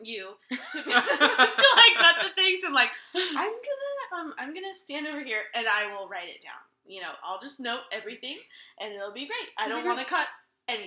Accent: United States; I am American

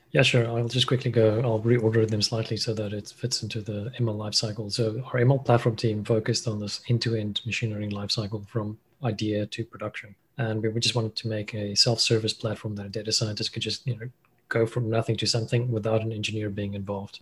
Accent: Cape Town, Western Cape, South Africa; also born or lived in Stellenbosch; I'm a South African. Grew up in Cape Town.

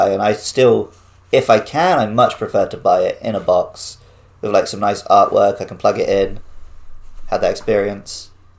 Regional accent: Wells, South West England, United Kingdom; now in Japan; where we would rent movies in my hometown. Because I lived literally in the smallest city in England. It's where Hot Fuzz was filmed.

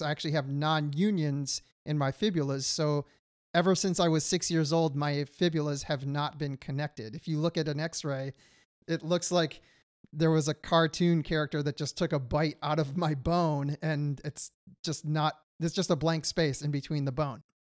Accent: Detroit, Michigan, United States; moved away as an adult; now in California, United States; I grew up in Michigan and was not living near an ocean

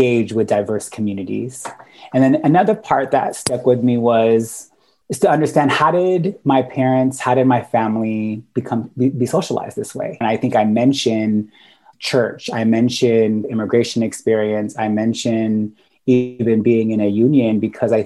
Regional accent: Sacramento, California, United States; also born or lived in Guam / San Francisco Bay Area; raised most of my life in California. I spent most of it in Sacramento

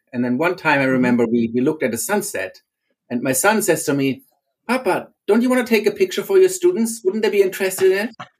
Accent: Germany; moved away as an adult; now in Arlington, United States; originally I, am from Germany

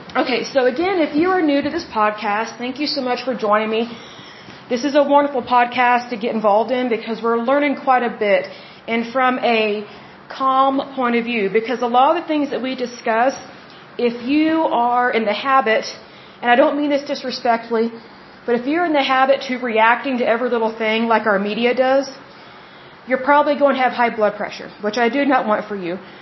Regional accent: Oklahoma, United States; the way I was raised in Oklahoma

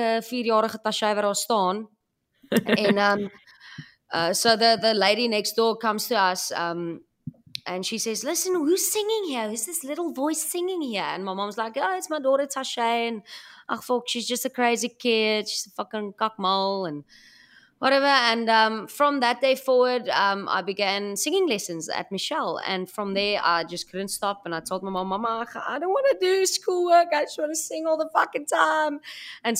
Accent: Cape Town, Western Cape, South Africa; I grew up in Cape Town. So I was in Bellville area

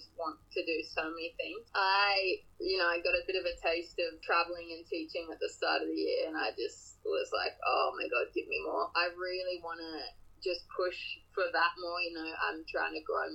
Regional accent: Sunshine Coast, Queensland, Australia; now in Sydney, Australia; So I'm from Queensland. I'm from the Sunshine Coast, which is where I am now

